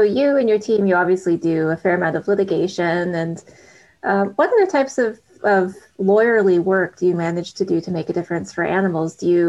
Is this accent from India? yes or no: no; Canada; as a Canadian